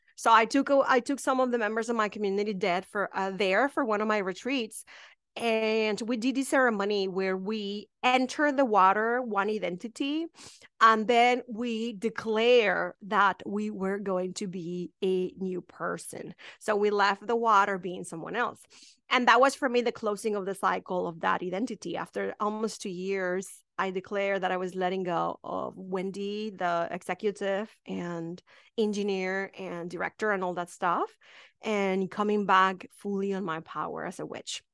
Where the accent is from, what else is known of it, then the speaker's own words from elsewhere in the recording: Mexico; English is a second language; moved away as an adult; now in United States; I am from a really small town in Mexico